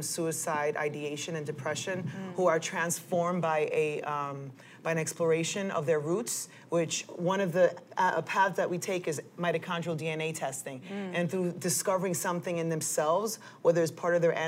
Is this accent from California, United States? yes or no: no; New York City, New York, United States; I'm a Dominican Yorker because I freaking love being from here